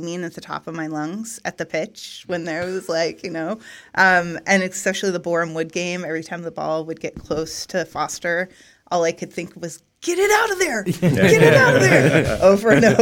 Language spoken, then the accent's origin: English; Eugene, Oregon, United States; where I grew up in Eugene, in Oregon, it's a college town